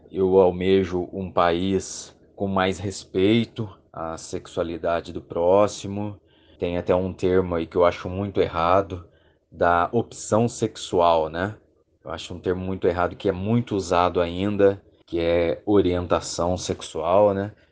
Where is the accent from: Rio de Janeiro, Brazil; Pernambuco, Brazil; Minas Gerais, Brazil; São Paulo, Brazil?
Minas Gerais, Brazil; Poços de Caldas; sou aqui de Poços de Caldas, no sul de Minas Gerais. Eu tenho 38 anos